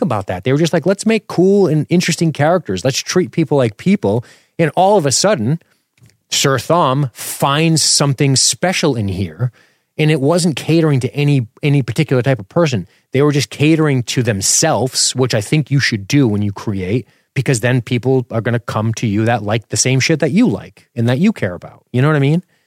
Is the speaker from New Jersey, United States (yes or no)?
no; Florida, United States; I grew up in Florida with a single mother who was in law enforcement